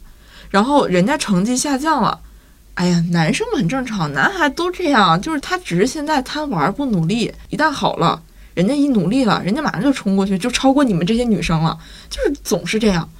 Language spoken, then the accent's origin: Chinese; Northeast China, China; accent: Northeastern; 对我爸是东北人，要不然我的口音怎么能如此东北？